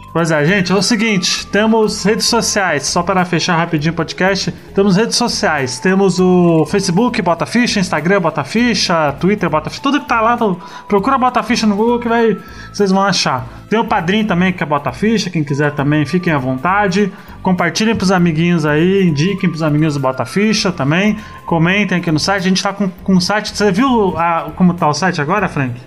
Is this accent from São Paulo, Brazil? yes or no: yes; São Paulo, Brazil; eu sou aqui da Zona Sul de São Paulo